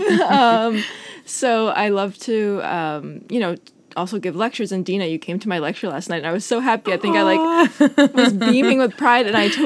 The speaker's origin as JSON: {"language": "English", "area": "Long Island", "region": "New York", "country": "United States", "tie": "born or raised there", "moved": "as an adult", "lives_now": "Copenhagen, Denmark", "said": "I went to Stony Brook, and I grew up on Long Island"}